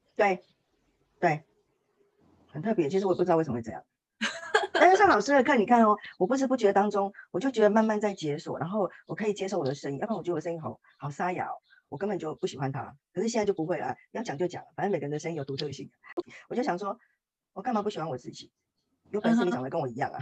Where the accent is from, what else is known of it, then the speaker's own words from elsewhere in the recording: Taiwan; 我来自台湾